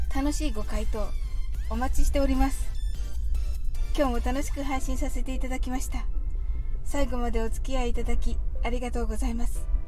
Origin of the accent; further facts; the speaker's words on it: Japan; 私たち日本人